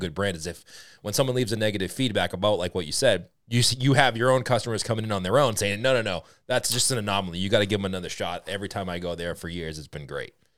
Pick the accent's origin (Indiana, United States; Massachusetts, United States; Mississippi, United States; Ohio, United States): Massachusetts, United States; Boston; accent: Boston; my Boston accent